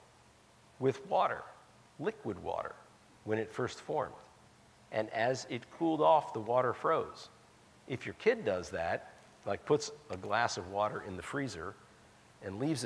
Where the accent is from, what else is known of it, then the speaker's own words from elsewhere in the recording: Colorado, United States; my home state of Colorado